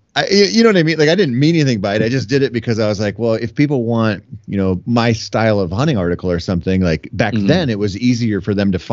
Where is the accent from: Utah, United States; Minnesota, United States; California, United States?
Minnesota, United States; I'm from Minnesota.